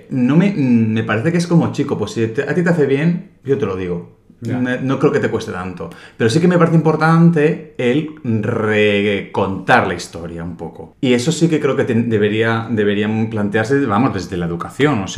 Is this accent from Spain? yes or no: yes; Spain; que a mí como español tampoco me hace sentirme orgulloso.